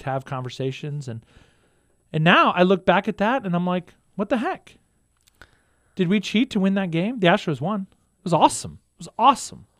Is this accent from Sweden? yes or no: no; Houston, Texas, United States; now in Stillwater, United States; I grew up in Houston, Texas